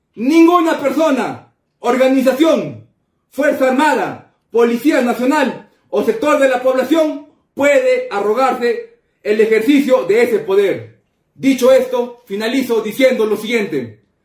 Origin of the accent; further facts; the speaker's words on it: Juliaca, Puno, Peru; en mi tierra natal, de Juliaca